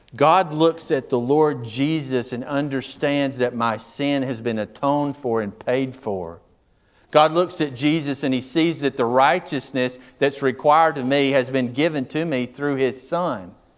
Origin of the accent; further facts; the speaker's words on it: United States; I'm an American.